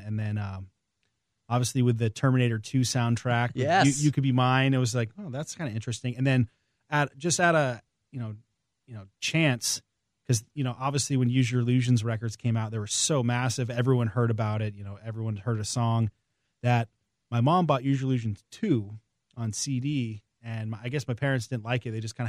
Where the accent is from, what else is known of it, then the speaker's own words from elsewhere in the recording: Maine, United States; In the middle of nowhere in Maine.